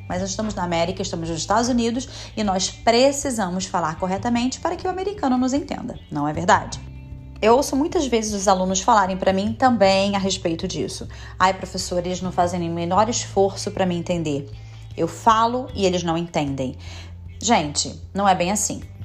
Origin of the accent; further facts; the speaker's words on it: Brazil; moved away as an adult; now in United States; eu também sou brasileira